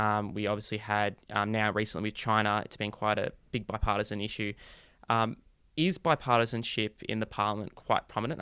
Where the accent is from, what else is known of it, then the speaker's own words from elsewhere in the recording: Australia; When I travel overseas and people ask me where I'm from, I say I'm Australian